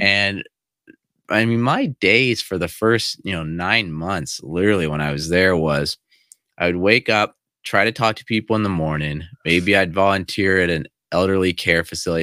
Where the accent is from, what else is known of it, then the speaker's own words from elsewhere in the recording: United States; moved away as an adult; also born or lived in China; I actually speak English, I'm from America